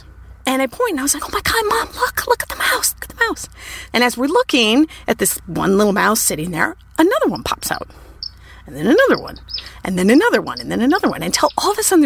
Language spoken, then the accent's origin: English; Minnesota, United States; I grew up in Minnesota